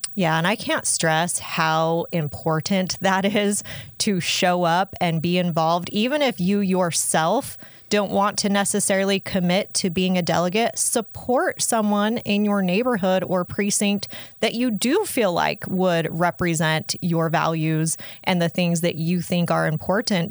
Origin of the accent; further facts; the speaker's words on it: Utah, United States; I grew up here in Utah